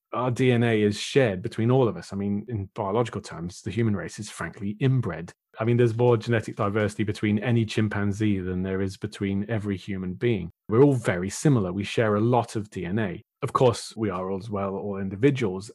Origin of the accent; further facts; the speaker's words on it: United Kingdom; being British